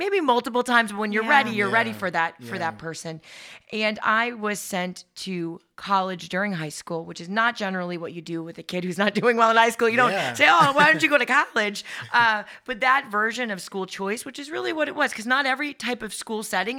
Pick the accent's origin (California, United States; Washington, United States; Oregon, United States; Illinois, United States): California, United States; San Diego; born there; So I was born in San Diego, and my mom was divorced by the time I was five.